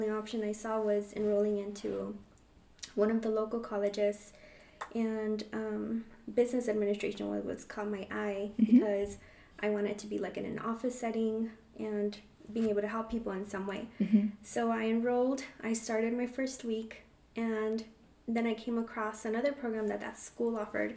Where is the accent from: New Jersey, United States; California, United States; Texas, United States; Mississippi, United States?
California, United States; I was born in California